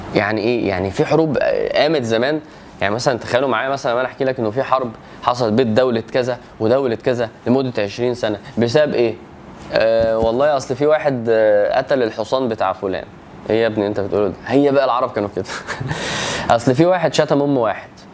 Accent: Egypt; وانا مصري

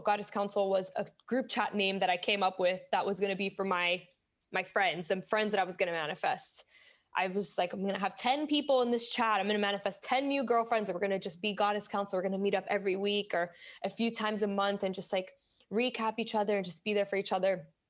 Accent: Miami, Florida, United States; moved away as an adult; also born or lived in Bronx, New York; now in New York, United States; I was born in the Bronx, grew up in Miami

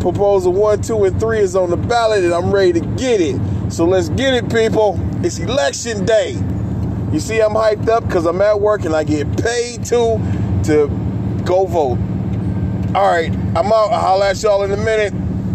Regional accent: Michigan, United States; my home state of Michigan

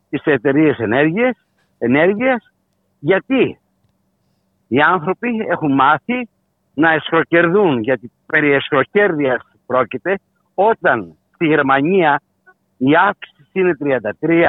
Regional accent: Greece; θα συνεχίσουμε να πληρώνουμε ως Έλληνες καταναλωτές

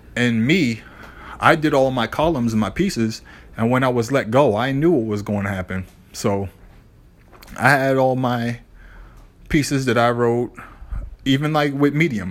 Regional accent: Boston, Massachusetts, United States; my hometown team

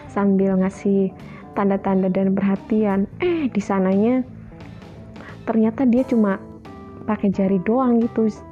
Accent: Java, Indonesia; saking seringnya gitu nih aku kan dari Jawa

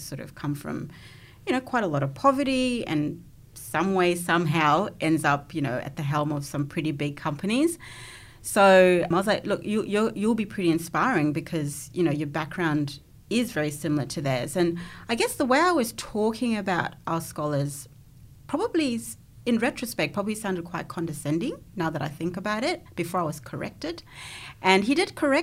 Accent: Zimbabwe; now in Australia; growing up in Zimbabwe, I probably came from a more privileged background as well.

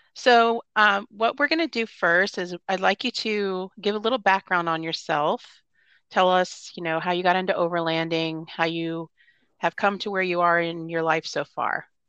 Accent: Florida, United States; moved away; I'm actually originally from Florida

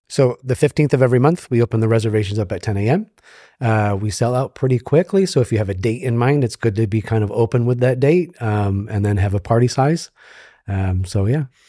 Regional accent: upstate New York, United States; moved away as an adult; also born or lived in Japan; now in Tampa, United States; grew up in, in upstate New York, moved to New York City for about fifteen years

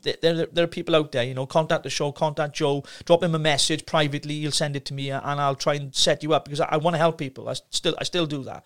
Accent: Llanelli, Wales, United Kingdom; troubled teenager growing up in Llanelli

